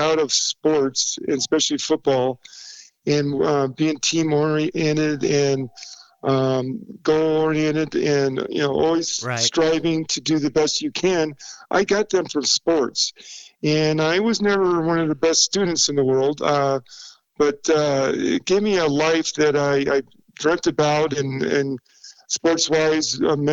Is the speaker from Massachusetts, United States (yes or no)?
no; Southern California, United States; moved away as an adult; now in Denver, United States; growing up in Southern California in the late 60s, early 70s